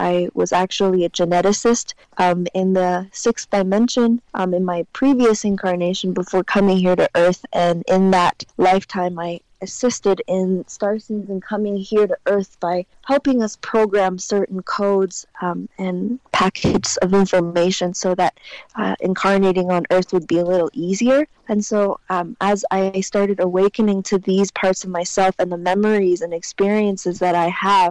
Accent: China; I said, "I don't know, China."

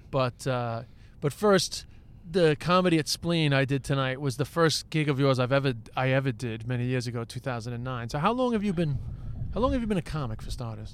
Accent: United States; now in Ireland; I'm American, but I live in Ireland

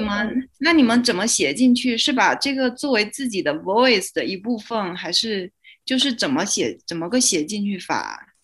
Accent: China; now in South Africa; 我作为一个中国人，然后我现在在一个南非的学校读书

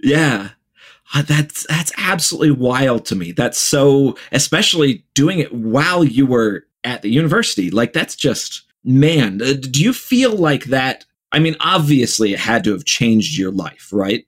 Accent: Ohio, United States; I grew up in the Midwest in Ohio

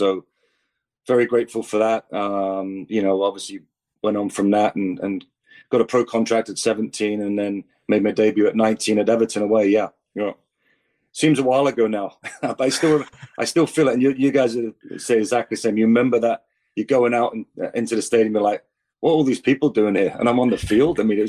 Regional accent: New Westminster, British Columbia, Canada; also born or lived in England; know, obviously youth soccer in New West, and then went to Coquitlam. Because I went back to England as a British player

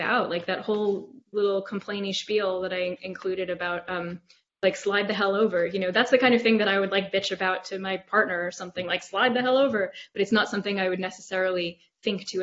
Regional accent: United States; I'm American

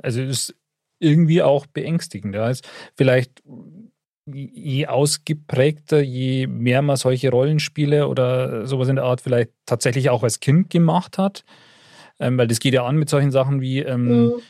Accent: Upper Bavaria, Germany; wenn ich als Oberbayer nach Niederbayern fahre

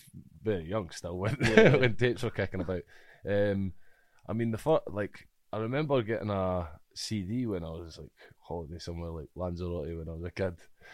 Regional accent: Dunfermline, Scotland, United Kingdom; I grew up. Pitcorthy in Dunfermline.

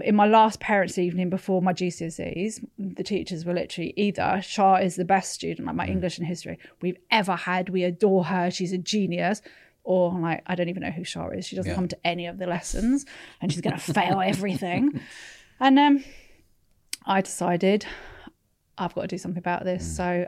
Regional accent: Sunnyvale, California, United States; I was born in I was born in California, but I was born in and around Sunnyvale and Palo Alto, which is where all the big tech companies were starting to spring up.

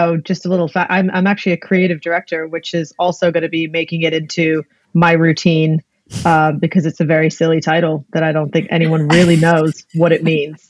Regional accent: Blackpool, North West England, United Kingdom; moved away; also born or lived in Greece; I grew up in Blackpool and then the north of England. And then my dad's job actually moved us to Greece after that. So I've grown up in a few different countries

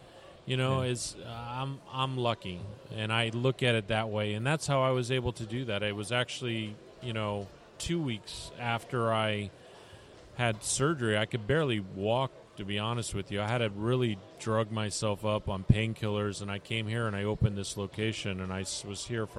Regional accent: Tampa, Florida, United States; I'm from Tampa.

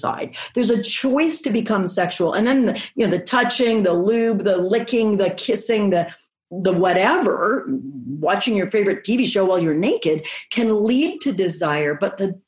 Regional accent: Canada; I'm Canadian

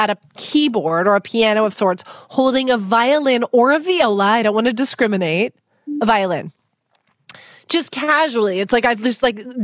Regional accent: Vancouver, British Columbia, Canada; My hometown

